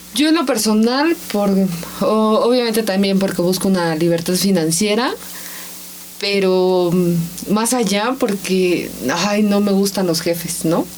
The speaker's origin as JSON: {"language": "Spanish", "town": "Ensenada", "region": "Baja California", "country": "Mexico", "moved": "yes", "said": "yo soy de Ensenada, más California, ¿no? Y este, allá vivía y trabajé en una imprenta."}